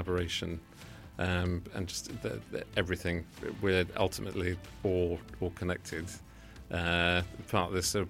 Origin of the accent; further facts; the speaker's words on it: London, United Kingdom; also born or lived in Brighton; I was born in Wandsworth in London.